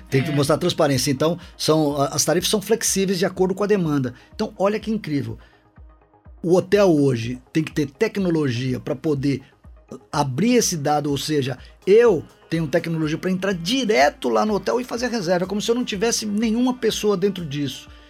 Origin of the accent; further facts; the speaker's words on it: São Paulo, Brazil; now in Governador Valadares, Brazil; Eu, eu sou paulistano de nascimento